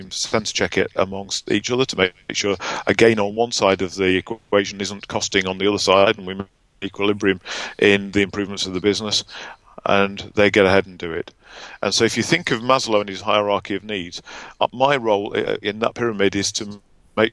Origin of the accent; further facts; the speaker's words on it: Barnsley, Yorkshire and the Humber, United Kingdom; I'm very proudly from Barnsley in Yorkshire